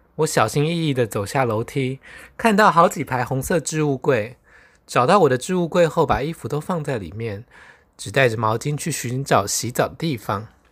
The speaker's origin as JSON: {"language": "Chinese", "country": "Taiwan", "said": "在理解我是从台湾来巴黎观光之后"}